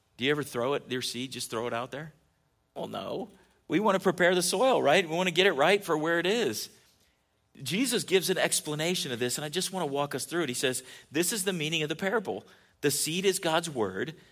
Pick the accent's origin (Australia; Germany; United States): United States; California; moved away; when I was a kid growing up in California